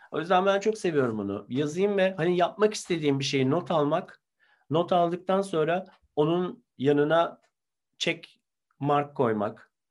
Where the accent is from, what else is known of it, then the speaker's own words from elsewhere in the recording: Ankara, Turkey; ben Ankara'da tabii ki çok çalmak isterim bir Ankaralı olarak.